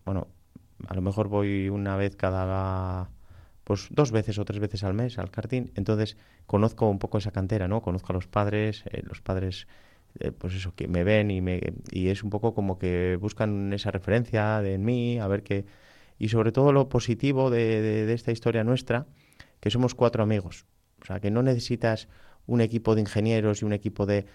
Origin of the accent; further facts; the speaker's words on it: Balmaseda, Basque Country, Spain; yo soy de Balmaseda